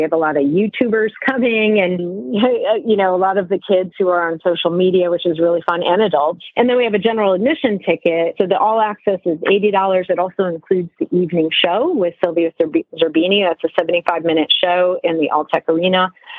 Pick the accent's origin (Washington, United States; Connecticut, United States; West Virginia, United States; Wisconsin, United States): Connecticut, United States; Stratford; growing up in Stratford, Connecticut, I didn't really have horses right in my backyard because there really were no farms.